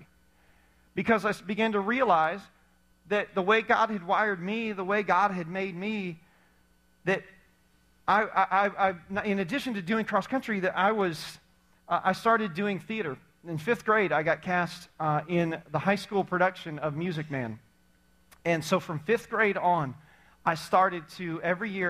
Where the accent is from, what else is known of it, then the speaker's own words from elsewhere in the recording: Indiana, United States; We were athletic as you could be in growing up in Indiana, like hoop on the side of our barn type of athletic